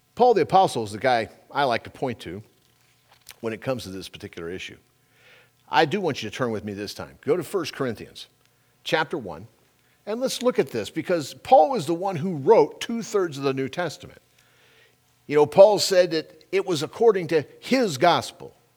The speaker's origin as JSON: {"language": "English", "region": "California", "country": "United States", "tie": "born or raised there", "moved": "yes", "said": "I'm a Californian-born and raised there."}